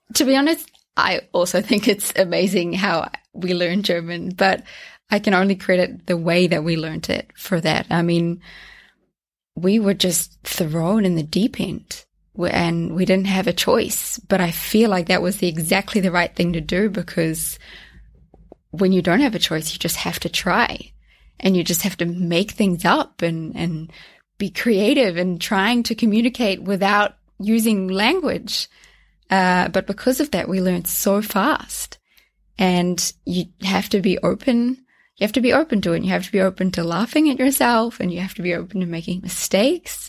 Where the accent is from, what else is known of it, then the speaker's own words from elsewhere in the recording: North Island, New Zealand; now in Zürich, Switzerland; I grew up in New Zealand. Um, I was raised there in the North